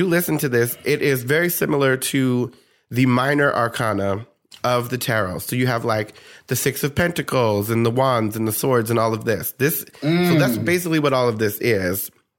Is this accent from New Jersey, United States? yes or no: yes; New Jersey, United States; I'm from New Jersey, and people think I'm Southern.